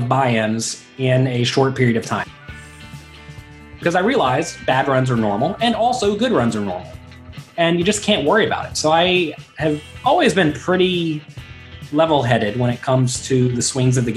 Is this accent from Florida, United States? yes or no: yes; Pensacola, Florida, United States; moved away as an adult; also born or lived in Atlanta / Las Vegas; now in New York City, United States; I'm from Pensacola, Florida, originally